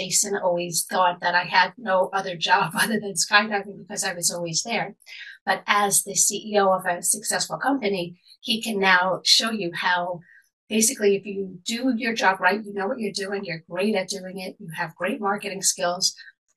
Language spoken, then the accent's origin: English; New York City, New York, United States; now in Long Island, United States; born and raised in Manhattan, but eventually moved to Long Island